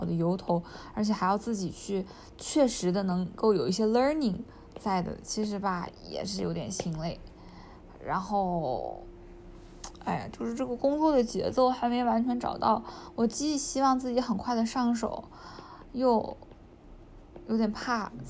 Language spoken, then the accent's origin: Chinese; China; also born or lived in Japan; 我从中国来，我从我从中国和日本来，